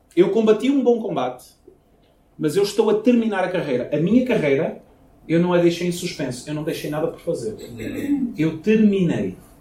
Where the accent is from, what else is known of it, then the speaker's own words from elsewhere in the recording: Portugal; moved away as an adult; Quando eu saí de Portugal, eu namorava uma jovem e a gente estava basicamente noivos. E a ideia era eu ficar dois anos fora de Portugal, voltar, casar